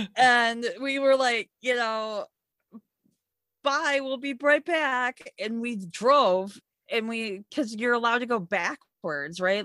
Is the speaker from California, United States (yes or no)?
no; Michigan, United States; now in New York, United States; I grew up in Michigan